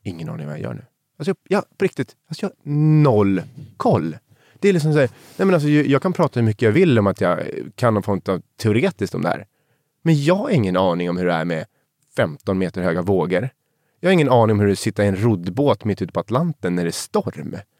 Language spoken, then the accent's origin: Swedish; Sundbyberg, Stockholm County, Sweden; Jag är uppvuxen i, i Ursvik i Sundbyberg